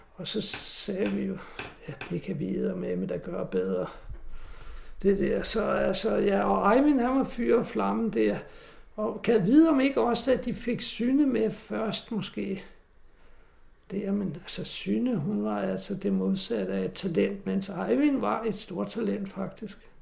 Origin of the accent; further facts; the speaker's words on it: Næstved, Zealand, Denmark; Jeg kommer fra Næstved